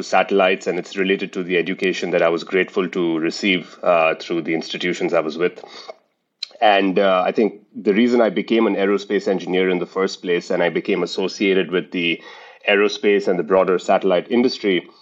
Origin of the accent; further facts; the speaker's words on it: India; moved away as an adult; now in United States; I was born in India, raised in India, lived in the United States for now 50% of my life